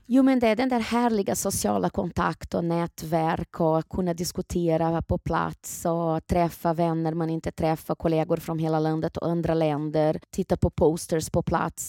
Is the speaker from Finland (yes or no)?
no; Brazil; now in Sweden; Brasilien, där jag kommer ifrån ursprungligen